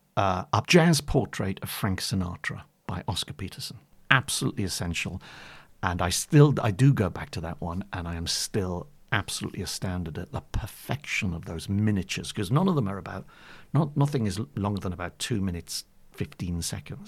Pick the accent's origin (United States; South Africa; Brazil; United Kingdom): United Kingdom; Bury St Edmunds, East of England; also born or lived in Newcastle upon Tyne / Warwickshire / London; in my hometown in Bury Saint Edmunds.